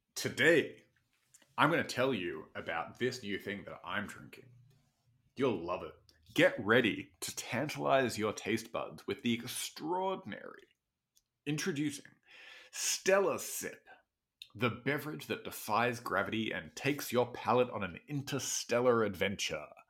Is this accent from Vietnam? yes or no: no; Australia; I have as an Australian